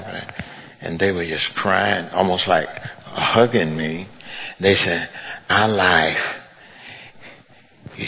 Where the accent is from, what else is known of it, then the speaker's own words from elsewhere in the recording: Mississippi, United States; moved away; also born or lived in California; I grew up in poverty in Mississippi